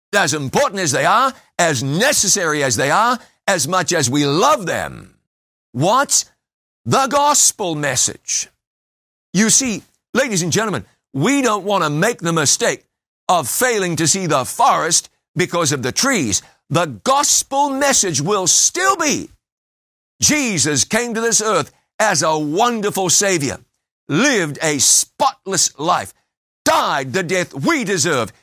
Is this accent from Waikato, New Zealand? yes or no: yes; Waikato, New Zealand; I grew up basically on the banks of the Waikato River.